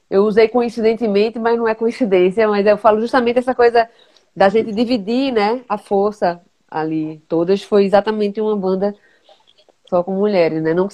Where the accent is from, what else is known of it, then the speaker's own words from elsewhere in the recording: Bahia, Brazil; Então acabava tocando, mesmo, mesmo sendo baiana.